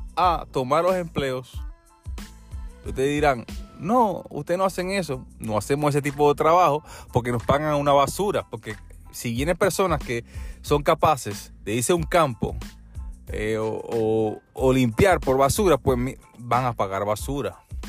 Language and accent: Spanish; Puerto Rico; also born or lived in Peru; now in United States; yo soy puertorriqueño